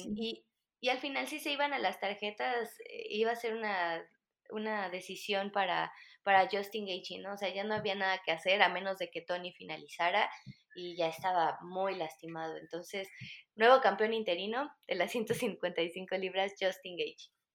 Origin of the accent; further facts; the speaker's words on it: Mexico; aquí en México